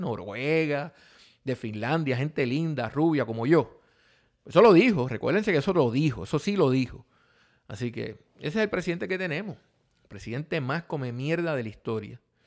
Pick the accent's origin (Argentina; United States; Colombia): United States; somos nosotros los americanos